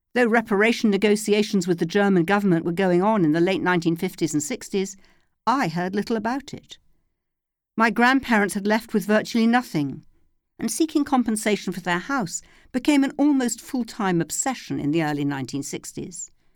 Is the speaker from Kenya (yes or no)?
no; London, United Kingdom; When I was a child growing up in North London